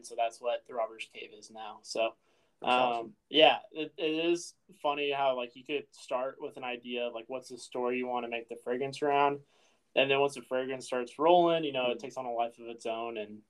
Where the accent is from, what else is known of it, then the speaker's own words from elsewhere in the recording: Oakey, Midwest, United States; I think growing up in Oakey, I was always kind of not peeved